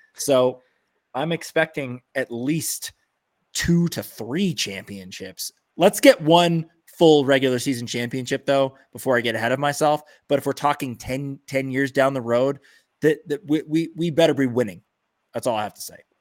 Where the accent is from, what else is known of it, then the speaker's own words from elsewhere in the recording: Los Angeles, California, United States; now in Santa Monica, United States; I'm West L A all the way